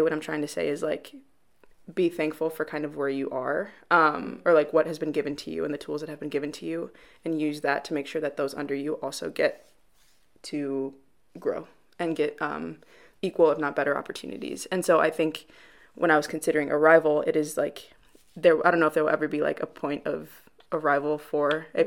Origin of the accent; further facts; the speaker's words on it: Chicago, Illinois, United States; moved away as an adult; now in Wheaton, United States; I'm from Chicago, Illinois, proper city, so not necessarily Wheaton, but actual wow. Chicago.